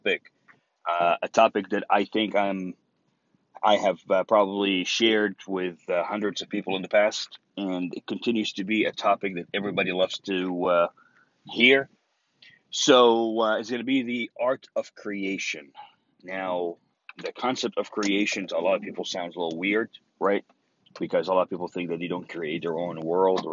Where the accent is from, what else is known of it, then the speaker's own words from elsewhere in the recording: Egypt; English is a second language; now in Texas, United States; me watching Texas Walker Ranger in Egypt back when I was 14 years old